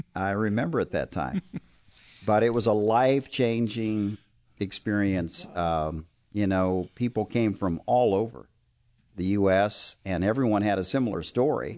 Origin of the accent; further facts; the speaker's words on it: Iowa, United States; moved away as an adult; also born or lived in Oklahoma; I was born and raised in Iowa